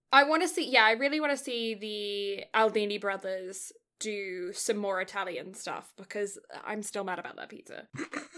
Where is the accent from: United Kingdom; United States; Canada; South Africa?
United Kingdom